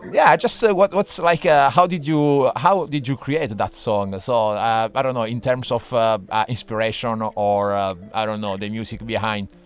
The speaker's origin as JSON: {"language": "English", "country": "Italy", "second_language": "English", "moved": "yes", "lives_now": "Dublin, Ireland"}